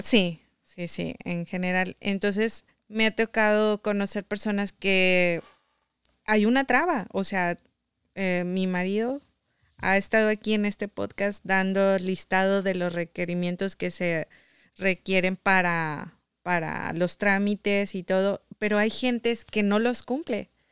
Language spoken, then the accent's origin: Spanish; Saltillo, Coahuila, Mexico; moved away as an adult; now in Michigan, United States; yo sí soy nativa de Saltillo